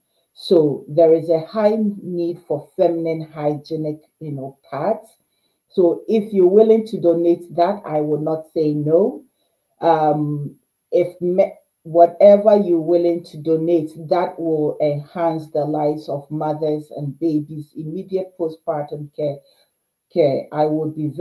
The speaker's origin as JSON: {"language": "English", "country": "Ghana", "moved": "yes", "lives_now": "Canada", "said": "as a Ghanaian Canadian"}